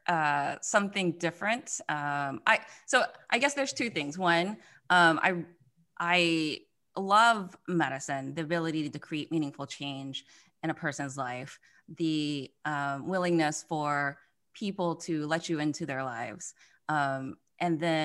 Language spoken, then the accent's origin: English; Mississippi, United States; I'm from Mississippi, so born and raised in Mississippi, which is the poorest state in the United States